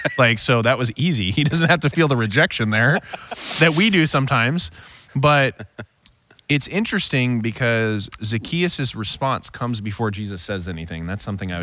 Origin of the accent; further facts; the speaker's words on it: United States; we're American